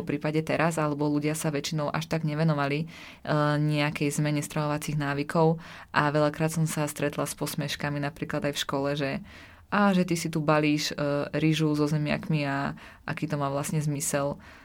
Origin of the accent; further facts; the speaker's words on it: Slovakia; som zo Slovenska a mhm. vyrastala som e, v takej malej dedinke.